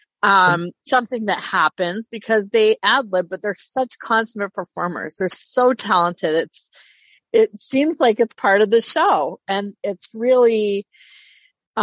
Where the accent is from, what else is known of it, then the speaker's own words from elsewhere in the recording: Idaho Falls, Idaho, United States; also born or lived in Yukon, Idaho / Pocatello, Idaho; I moved when I was five from Yukon, Idaho to Idaho Falls, which was called Moving In Town.